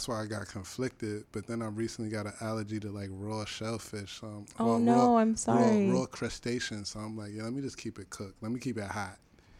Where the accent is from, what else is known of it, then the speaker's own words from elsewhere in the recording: New York City, New York, United States; because I'm from the Bronx.